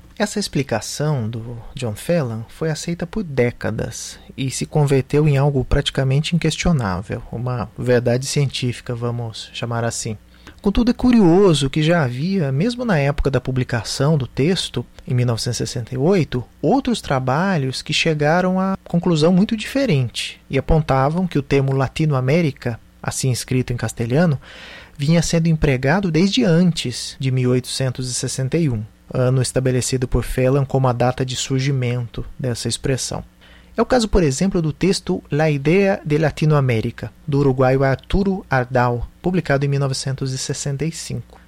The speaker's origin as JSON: {"language": "Portuguese", "country": "Brazil", "said": "nós, brasileiros"}